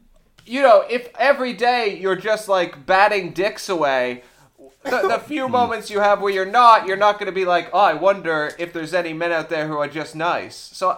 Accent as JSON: {"language": "English", "country": "Canada", "said": "Yeah, I'm Canadian."}